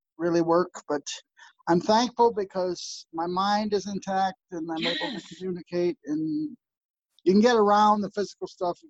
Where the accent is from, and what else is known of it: New Jersey, United States; born or raised there; also born or lived in Virginia